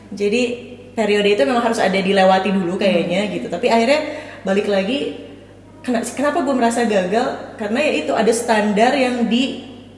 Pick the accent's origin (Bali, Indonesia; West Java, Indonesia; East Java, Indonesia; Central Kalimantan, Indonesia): West Java, Indonesia; Cimahi; moved away; ibu saya di Cimahi lagi-lagi di kota kelahiran saya